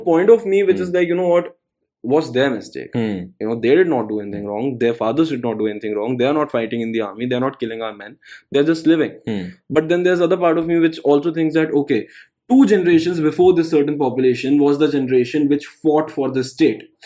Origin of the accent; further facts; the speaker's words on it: India; I'm an Indian citizen